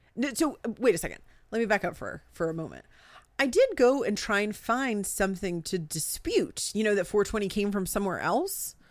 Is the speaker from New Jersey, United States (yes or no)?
yes; New Jersey, United States; I'm from New Jersey.